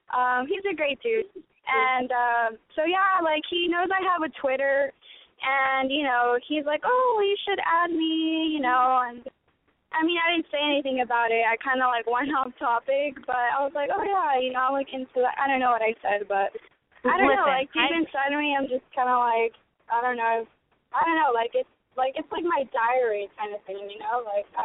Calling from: Orange County, California, United States; I am calling from Orange County.

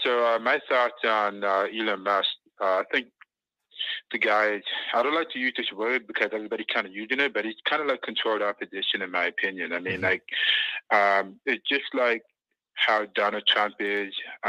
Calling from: Canada; I'm calling from Canada.

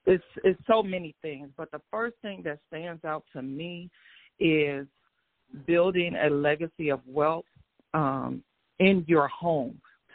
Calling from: Atlanta, Georgia, United States; I'm Midtown Atlanta.

